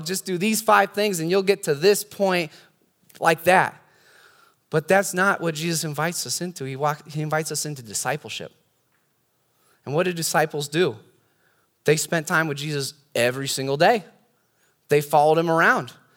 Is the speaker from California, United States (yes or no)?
yes; California, United States; I've got a lot more experience being a Californian